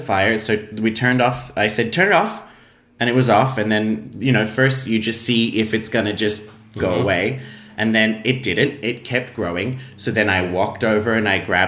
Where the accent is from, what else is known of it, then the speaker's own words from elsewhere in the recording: Australia; now in Iceland; as an Australian